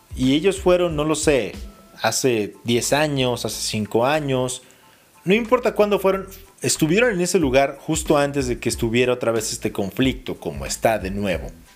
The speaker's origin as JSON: {"language": "Spanish", "region": "Mexico City", "country": "Mexico", "said": "Soy chilango"}